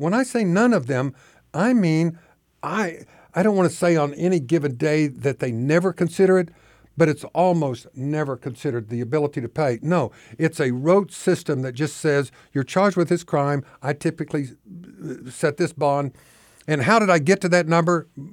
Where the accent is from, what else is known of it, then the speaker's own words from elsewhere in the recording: Oklahoma, United States; moved away as an adult; now in Arkansas, United States; I grew up in Oklahoma. I moved here in nineteen ninety-four.